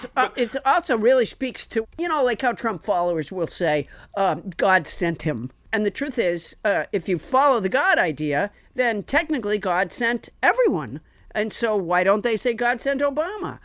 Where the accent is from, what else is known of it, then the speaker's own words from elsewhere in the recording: Massachusetts, United States; I was raised in Massachusetts